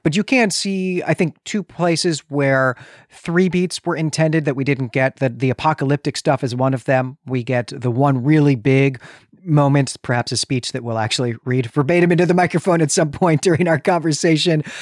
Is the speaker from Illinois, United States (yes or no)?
yes; Chicago, Illinois, United States; You can hear that I'm from Chicago